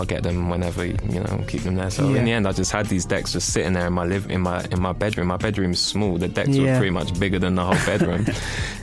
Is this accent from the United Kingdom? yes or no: no; Nigeria; I'm Nigerian